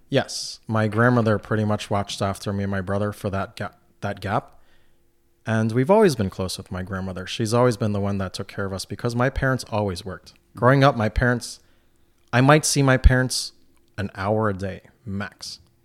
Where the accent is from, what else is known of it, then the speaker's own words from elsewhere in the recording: New York City, New York, United States; also born or lived in Brooklyn; now in North Country, United States; Growing up in New York City